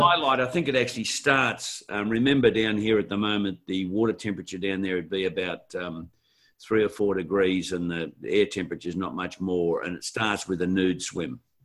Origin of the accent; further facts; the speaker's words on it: Australia; being Australian working the globe